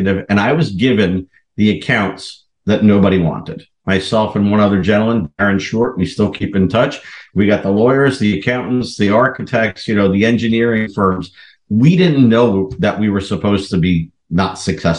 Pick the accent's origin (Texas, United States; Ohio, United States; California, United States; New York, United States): New York, United States; New York area, United States; accent: New York; now in Chicago, United States; originally born and raised in the New York area. When I get angry, the New York comes out